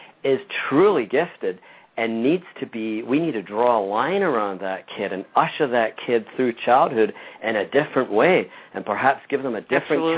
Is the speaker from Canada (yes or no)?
no; Scotland, United Kingdom; moved away; I grew up in Scotland and Great Britain